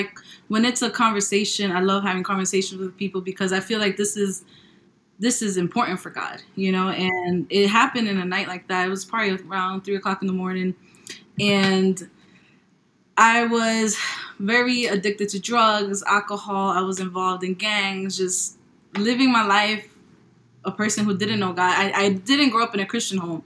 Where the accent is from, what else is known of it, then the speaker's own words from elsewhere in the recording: New York, United States; now in Charlotte, United States; I am from New York. I am living currently in Charlotte, North Carolina